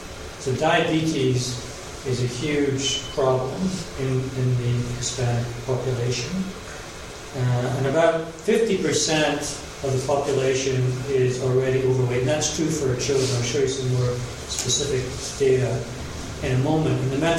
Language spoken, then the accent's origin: English; Glasgow, Scotland, United Kingdom; now in Los Angeles, United States; I'm from Glasgow originally, and it was really terrible. I lost my accent a long time ago. Very sad. Try and bring it back on. But I've been living in the U.S. for 20 years, Los Angeles for 12 years.